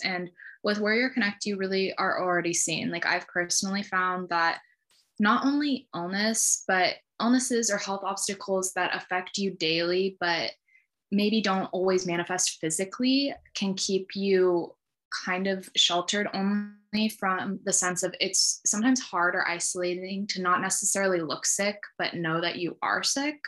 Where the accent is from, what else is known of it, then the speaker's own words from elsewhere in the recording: Sacramento, California, United States; also born or lived in Santa Barbara, California; now in San Francisco, United States; I grew up in Sacramento, California